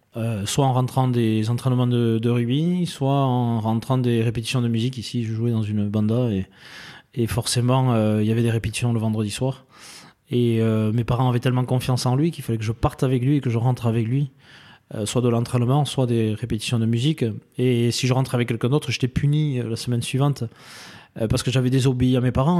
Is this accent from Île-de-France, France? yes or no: no; Dax, Nouvelle-Aquitaine, France; Alors, moi, j'ai un petit village à côté, Tétieux, euh, à côté de Dax euh, et, Saint-Paul, du coup, hein, automatiquement. Et j'ai euh, fait toute mon enfance ici.